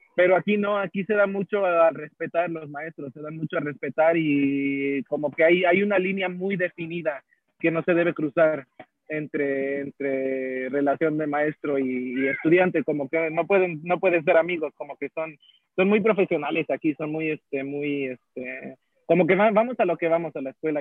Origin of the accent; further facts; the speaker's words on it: Houston, Texas, United States; also born or lived in Mexico; originalmente de Houston, Texas. Este, viví en México un par de años